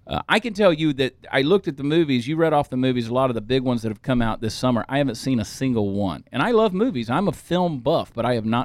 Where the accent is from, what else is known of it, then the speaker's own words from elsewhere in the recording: Georgia, United States; also born or lived in New Jersey; I'm from Georgia.